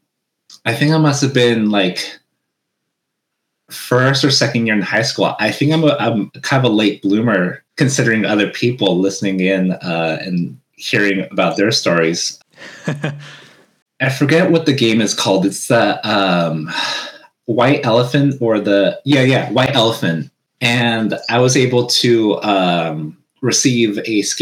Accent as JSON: {"language": "English", "region": "Washington", "country": "United States", "tie": "born or raised there", "also_born_or_lived": "Hawaii", "said": "when I came back to the States in Washington, back in my hometown"}